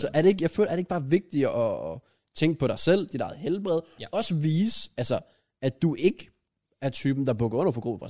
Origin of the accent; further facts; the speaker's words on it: Grenaa, Central Denmark Region, Denmark; jeg er fra Grenå